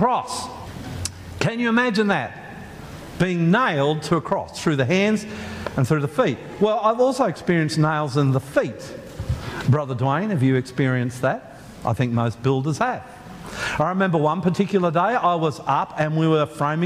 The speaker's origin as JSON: {"language": "English", "country": "Australia", "said": "we're Australian"}